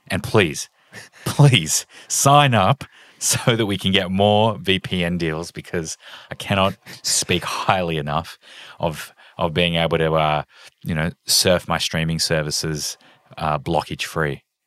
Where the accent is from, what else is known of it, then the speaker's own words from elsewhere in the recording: Australia; I'm Australian